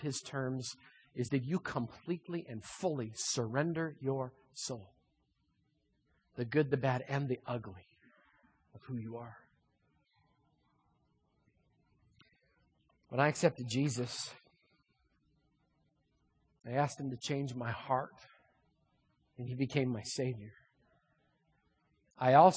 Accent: Manitoba, Canada; moved away as an adult; now in Lynden, United States; I grew up in Manitoba

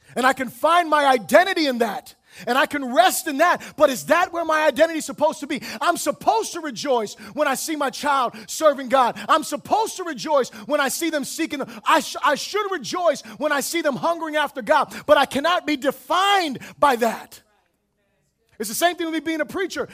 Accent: Florida, United States; I am from Florida

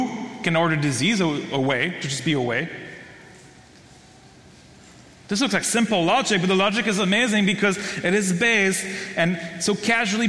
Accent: Belgium; moved away; I'm from Belgium

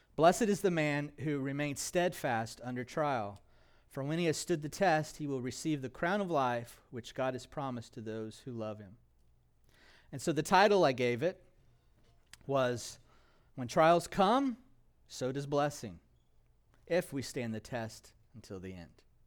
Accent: United States; As American Christians

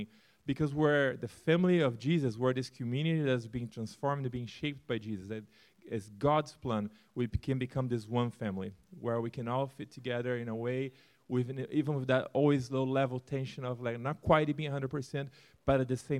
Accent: Brazil; moved away as an adult; also born or lived in Turkey; born and raised in Brazil

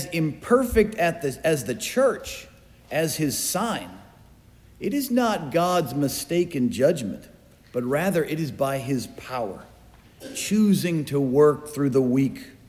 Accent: United States; as an American

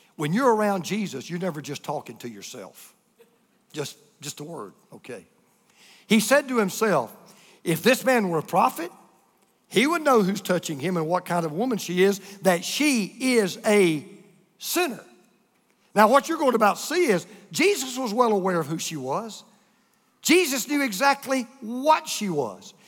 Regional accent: United States; being an American like we are

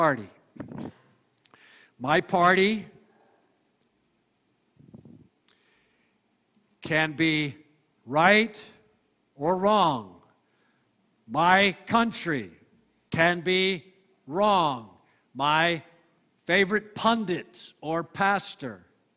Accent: United States; Most of us were raised to believe in some type of American exceptionalism.

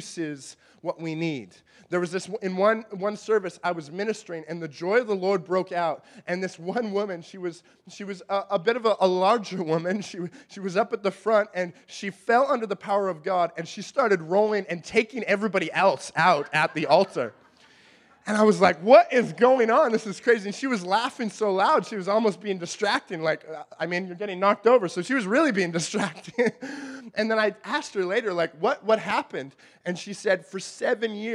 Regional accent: Canada; we're Canadian

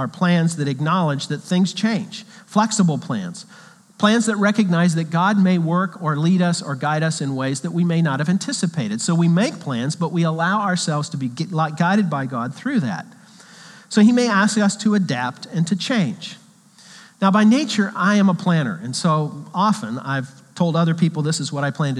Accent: Kansas, United States; moved away as an adult; now in Minnesota, United States; I was raised in Kansas

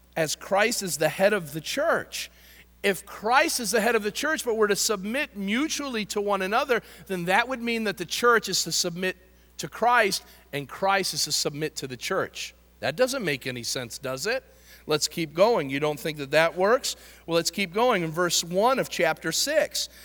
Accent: United States; I love being an American.

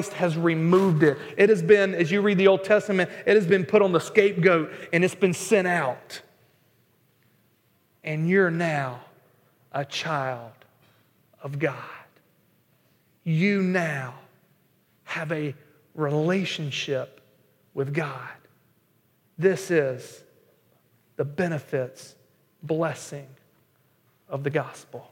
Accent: North Carolina, United States; moved away; I'm not from Boston, I'm from North Carolina

